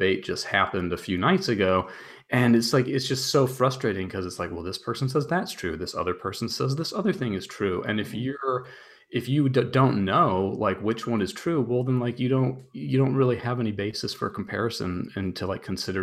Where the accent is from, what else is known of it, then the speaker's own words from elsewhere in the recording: United States; I'm an American